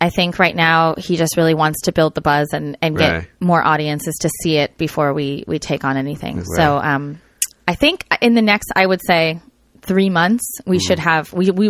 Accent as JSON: {"language": "English", "region": "Texas", "country": "United States", "accent": "Texas", "said": "I got to use my Texas accent."}